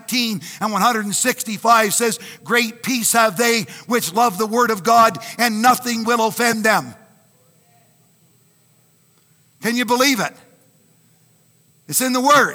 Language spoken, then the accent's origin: English; Canada; I'm Canadian